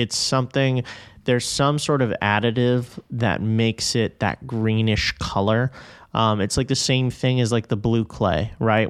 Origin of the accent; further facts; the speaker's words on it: New York City, New York, United States; I am quite literally from Flushing, Queens